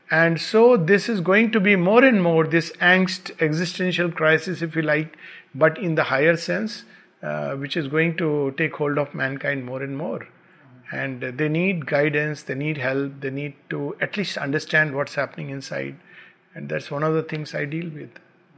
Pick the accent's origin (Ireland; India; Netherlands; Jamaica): India; Bihar; born there; also born or lived in Uttar Pradesh / Pune; My roots are in UP. I was born in Bihar. I studied in Pune.